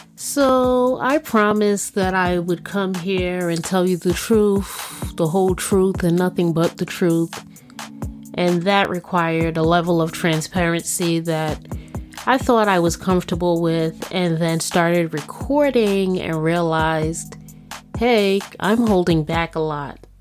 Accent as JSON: {"language": "English", "town": "New York City", "region": "New York", "country": "United States", "tie": "born or raised there", "said": "I'm a New Yorker, born and bred"}